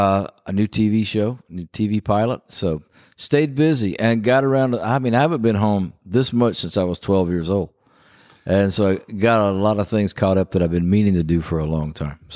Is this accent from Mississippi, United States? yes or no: yes; Philadelphia, Mississippi, United States; A tragic event took place in my hometown. 3 civil rights workers came to Philadelphia. They called it Freedom Summer.